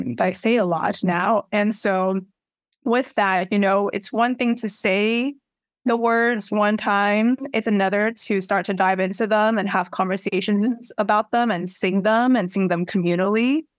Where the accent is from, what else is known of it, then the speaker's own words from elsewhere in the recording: New York City, New York, United States; I grew up here, um, and raised here.